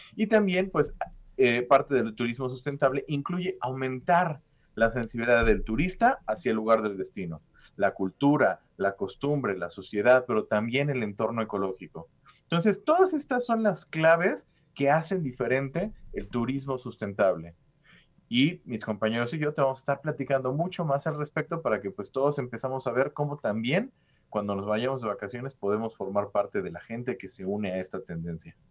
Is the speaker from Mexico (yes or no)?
yes; Mexico